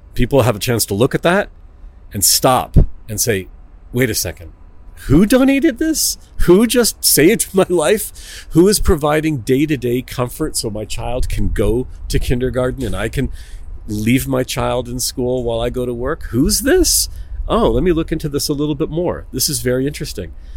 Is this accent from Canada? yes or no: yes; Toronto, Ontario, Canada; moved away as an adult; now in Israel; I'm from Toronto, Canada